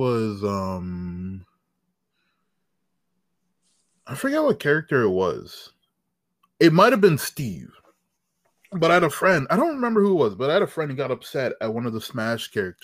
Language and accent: English; Toronto, Ontario, Canada; I'm from the outskirts of Toronto